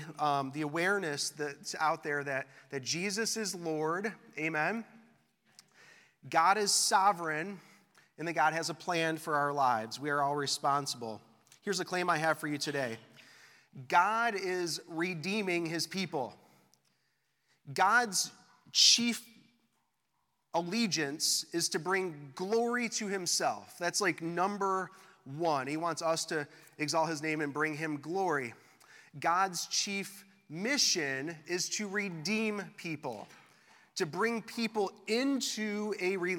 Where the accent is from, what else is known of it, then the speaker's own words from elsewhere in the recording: West Bloomfield, Michigan, United States; moved away as an adult; also born or lived in Austin, Texas; I grew up here in West Bloomfield. I grew up going to West Bloomfield High School just down the street